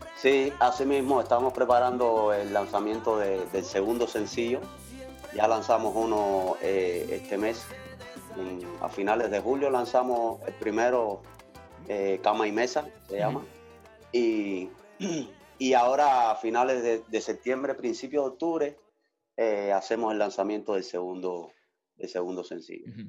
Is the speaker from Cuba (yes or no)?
yes; Havana, Cuba; moved away as an adult; now in Switzerland; en una orquesta allá en La Habana, Cuba, de donde soy